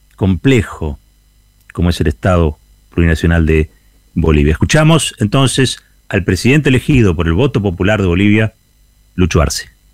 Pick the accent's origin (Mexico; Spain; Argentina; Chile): Argentina; el orgullo como argentinos